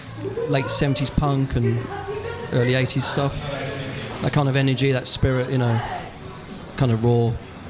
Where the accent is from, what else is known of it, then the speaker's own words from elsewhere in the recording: Melbourn, South Cambridgeshire, East of England, United Kingdom; I'm from Meldrith, South Kems.